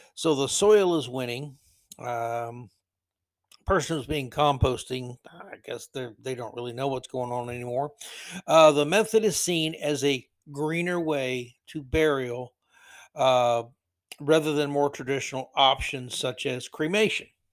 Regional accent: Florida, United States; growing up in Florida in the seventies

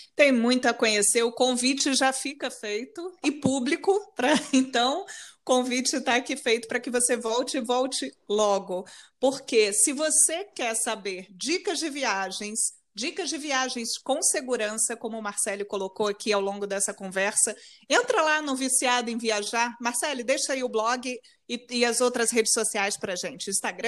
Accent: Brazil; also born or lived in Rio de Janeiro; now in Portugal; porque sou brasileira, adoro o meu país, adoro o Brasil

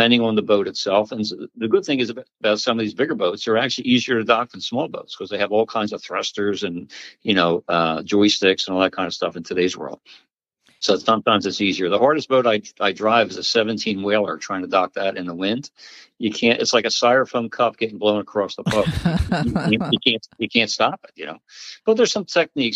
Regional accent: Pennsauken, New Jersey, United States; I grew up in Jersey. I grew up in Pensauken, which was a great town

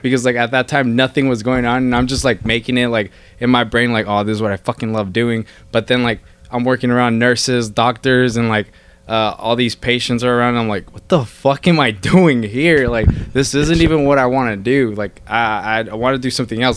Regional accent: Bakersfield, California, United States; I'm from Bakersfield

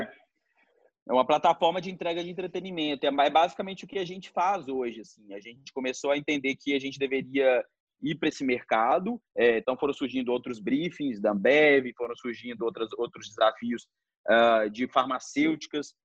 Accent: Belo Horizonte, Minas Gerais, Brazil; a gente nasceu, a gente nasceu em Belo Horizonte

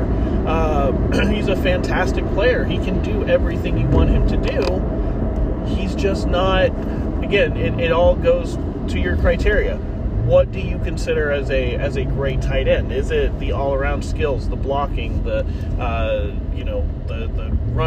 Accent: Midwest, United States; also born or lived in Kansas; now in Washington, United States; a Midwesterner who lived in Kansas

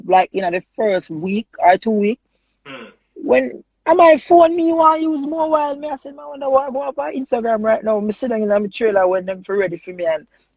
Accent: Jamaica

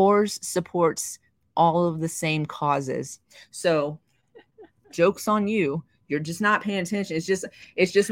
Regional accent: the South, United States; I'm from the South.

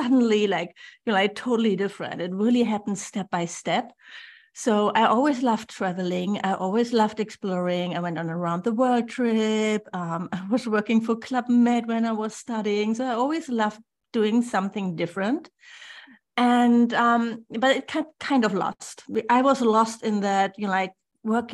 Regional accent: Germany; English is a second language; moved away as an adult; also born or lived in Bali; I'm originally from Germany. Then I moved to Bali

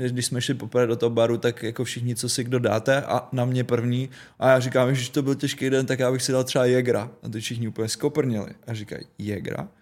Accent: Trutnov, Hradec Králové Region, Czechia; Trutnov zdravím, moje rodné město

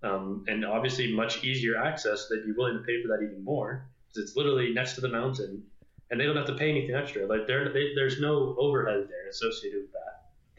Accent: Vail, Colorado, United States; growing up in Vail

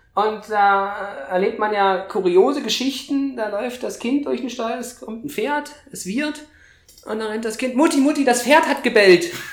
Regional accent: eastern Germany, Germany; ich komme ja aus dem Osten Deutschlands

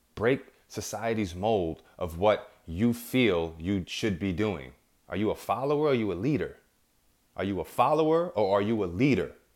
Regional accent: New York, United States; I'm from New York

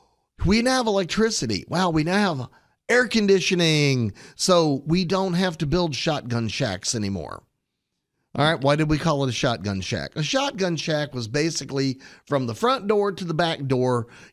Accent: Houston, Texas, United States; So I will pick on the house I grew up in Houston, Texas.

